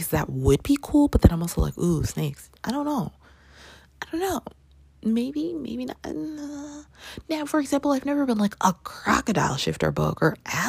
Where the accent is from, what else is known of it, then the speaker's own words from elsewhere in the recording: Toronto, Ontario, Canada; I grew up in Canada